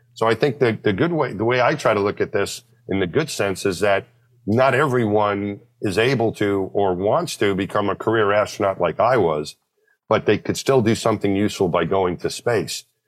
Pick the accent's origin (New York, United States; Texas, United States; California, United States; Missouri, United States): New York, United States; Franklin Square; I grew up out just out of Queens in New York, just outside of New York City. My hometown was my home when I was a little kid, Franklin Square.